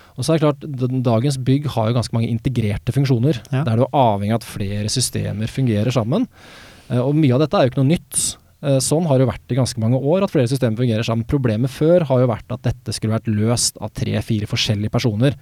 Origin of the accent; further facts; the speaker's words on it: Sandefjord, Vestfold, Norway; moved away; also born or lived in Oslo; Jeg flytta jo fra Oslo hjem til Sandefjord, der jeg er fra, for, for fire år siden